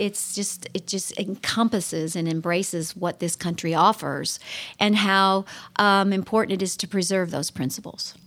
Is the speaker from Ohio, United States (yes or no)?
yes; Mansfield, Ohio, United States; also born or lived in Texas / Nashville area; now in Lancaster, United States; I was born and raised in Mansfield, Ohio